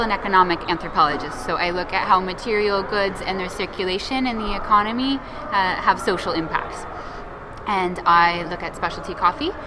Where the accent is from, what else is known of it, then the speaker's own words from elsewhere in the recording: Seattle, Washington, United States; moved away as an adult; also born or lived in England; now in Brazil; my, my hometown, Seattle